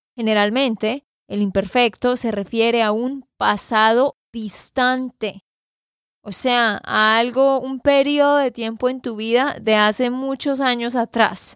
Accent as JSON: {"language": "Spanish", "region": "Santander", "country": "Colombia", "said": "de Santander, Colombia"}